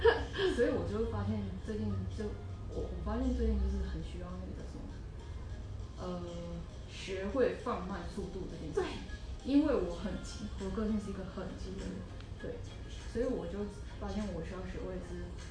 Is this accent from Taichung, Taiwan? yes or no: yes; Taichung, Taiwan; 对，我是台中人。